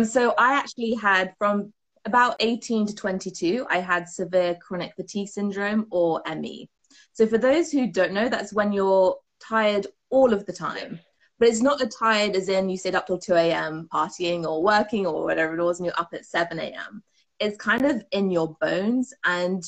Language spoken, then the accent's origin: English; United Kingdom; I am from the UK, from my accent